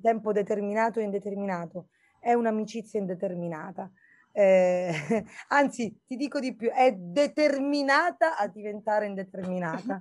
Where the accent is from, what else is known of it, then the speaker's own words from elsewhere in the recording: Birgi, Sicily, Italy; also born or lived in Erice; Io sono nata lì e sono cresciuta a Birgi di fronte a Mozia, nello Stagnone